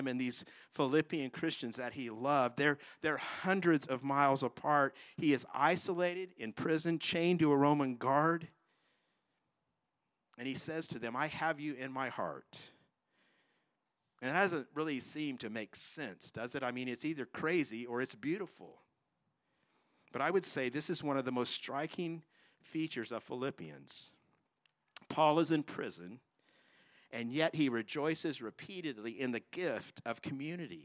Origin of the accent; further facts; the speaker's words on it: California, United States; moved away as an adult; also born or lived in Chicago, Illinois; now in Tracy, United States; I grew up in California